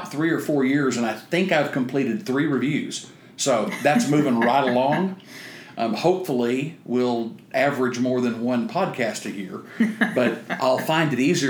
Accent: East Texas, United States; I'm also from East Texas

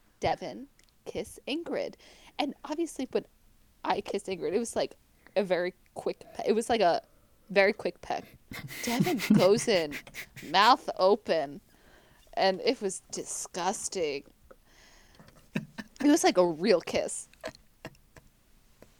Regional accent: United States; accent: American; moved away; my sexy American accent

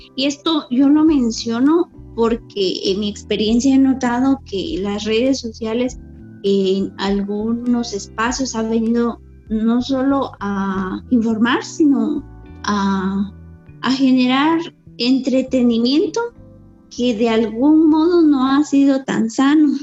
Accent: Cajolá, Quetzaltenango, Guatemala; soy Mayamam de Cajola Quetzaltenango

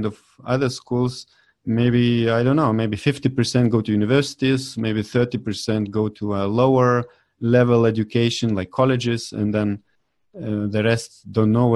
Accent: Vilnius, Vilnius County, Lithuania; moved away as an adult; also born or lived in Denmark; I finished the school in my home country in Vilnius, in the capital of Lithuania.

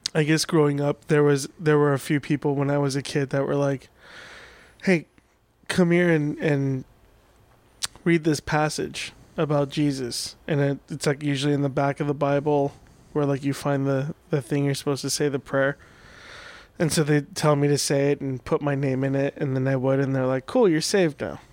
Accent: Orange County, California, United States; also born or lived in Iran; I grew up in Orange County

